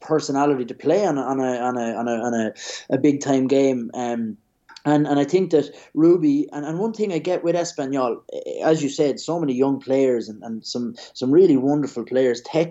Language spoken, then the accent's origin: English; Ireland; moved away as an adult; now in Madrid, Spain; for us as kids growing up in Ireland, we'd follow the Premier League